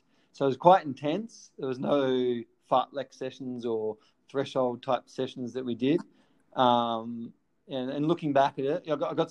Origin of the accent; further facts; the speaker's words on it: Melbourne, Victoria, Australia; I was just at Elwood High School, and we didn't have a great sporting program at Elwood High